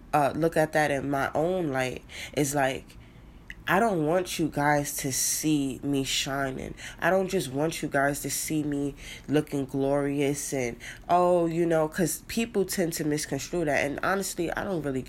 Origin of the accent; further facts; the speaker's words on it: New York City, New York, United States; I grew up in the Bronx